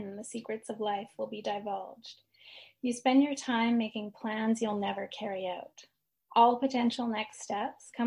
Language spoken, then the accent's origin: English; Edmonton, Alberta, Canada; moved away as an adult; now in Victoria, Canada; I was born and raised in Edmonton, Alberta.